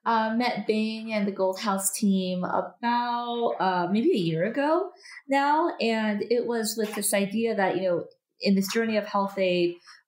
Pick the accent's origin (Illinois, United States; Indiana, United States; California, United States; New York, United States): California, United States; Los Angeles; I grew up in a very homogenous society. I think I was the only Asian person in my school. And so in a suburb of Los Angeles, so Encino, California, and so very few Asian people that lived there, even fewer that were at my school.